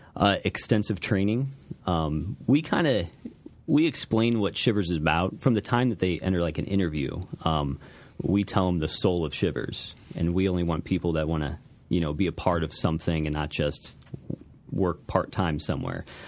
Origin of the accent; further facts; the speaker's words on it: Alton, Illinois, United States; I was born and raised in Alton, uh, just off the street on Albee. Uh, so I've, uh, I've always been here